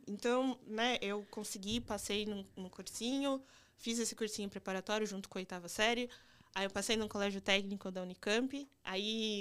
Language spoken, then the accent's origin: Portuguese; Campinas, São Paulo, Brazil; also born or lived in Limeira / Minas Gerais; now in São Paulo, Brazil; Eu nasci em Campinas, eu cresci em Campinas, aí eu fiz ensino médio em Limeira